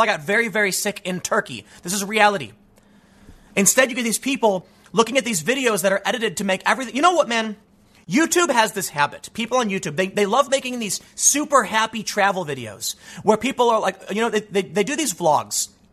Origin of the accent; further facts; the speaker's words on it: Chicago, Illinois, United States; moved away; I grew up in a Spanish-speaking area in the south side of Chicago